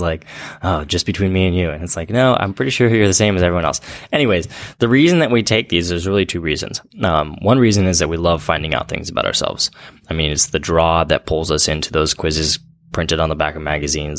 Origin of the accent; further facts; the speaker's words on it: Central Valley, California, United States; I grew up in the Central Valley